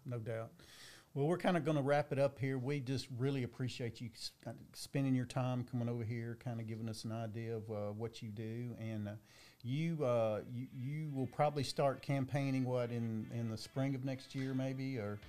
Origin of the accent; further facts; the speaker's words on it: Dickson County, Tennessee, United States; I'm from Dixon County